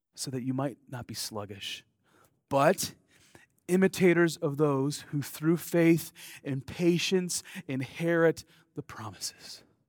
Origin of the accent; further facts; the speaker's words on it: United States; accent: American; my American accent